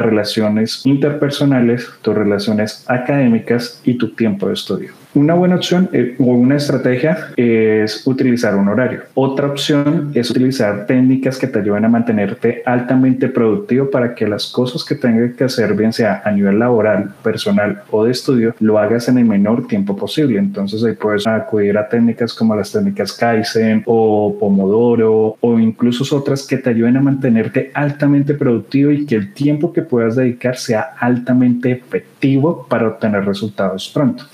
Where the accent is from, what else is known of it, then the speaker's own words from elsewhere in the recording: Colombia; como ciudadanos colombianos